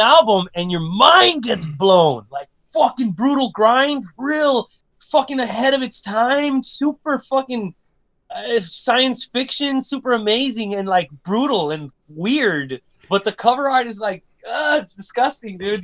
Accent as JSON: {"language": "English", "town": "Brownsville", "region": "Texas", "country": "United States", "said": "we're from Brownsville, uh, Brownsville, man. Brownsville, like I said, tip of, tip of Texas"}